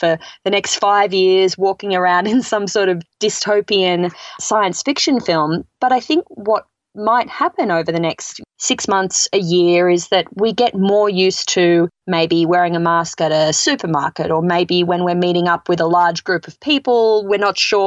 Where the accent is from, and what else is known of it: Australia; moved away as an adult; now in United States